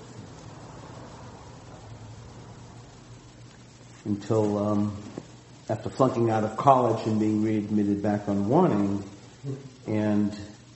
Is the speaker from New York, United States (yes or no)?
no; outside of Boston, Massachusetts, United States; now in Santa Cruz, United States; growing up outside of Boston